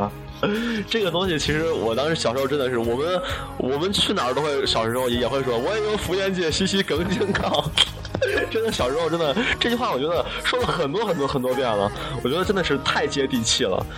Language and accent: Chinese; Shaanxi, China; 作为一个陕西人